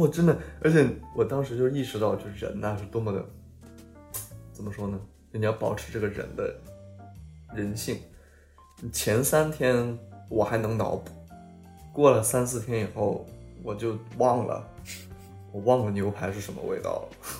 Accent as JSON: {"language": "Chinese", "country": "China", "lives_now": "Sweden", "said": "他一开始问我是哪里人，我说我是中国人"}